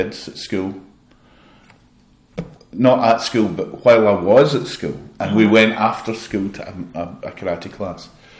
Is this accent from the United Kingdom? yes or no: yes; Glasgow, Scotland, United Kingdom; I love Glasgow. I'm from Glasgow.